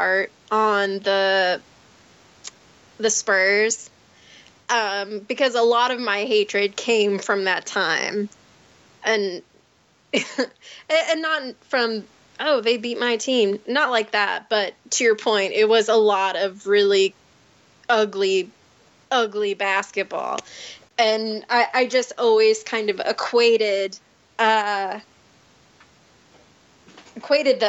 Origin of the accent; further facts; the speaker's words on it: southern Indiana, United States; moved away as an adult; also born or lived in Michigan; I mostly grew up in southern Indiana near Kentucky